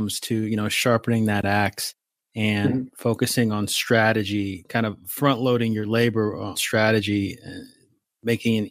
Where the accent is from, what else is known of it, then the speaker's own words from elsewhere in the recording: Atlanta, Georgia, United States; moved away; I see you guys are also in Atlanta. That's my hometown.